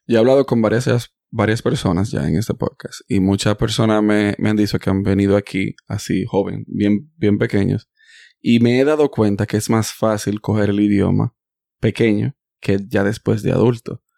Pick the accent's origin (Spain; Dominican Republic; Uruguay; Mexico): Dominican Republic; now in United States; Yo nací en Estados Unidos, pero yo soy dominicano porque yo me crié allá.